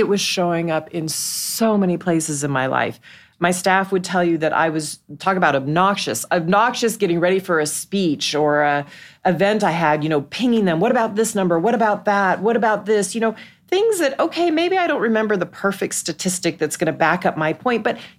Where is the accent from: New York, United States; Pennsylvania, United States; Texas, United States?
Texas, United States; Dallas; moved away; I grew up in Dallas.